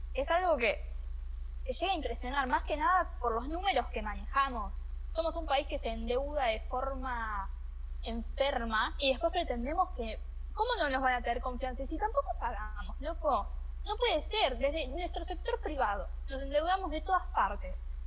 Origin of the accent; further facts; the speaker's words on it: Argentina; somos los argentinos